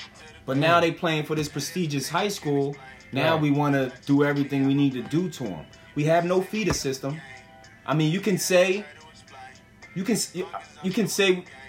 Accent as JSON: {"language": "English", "town": "Camden", "region": "New Jersey", "country": "United States", "tie": "born or raised there", "said": "from my experience growing up in Camden"}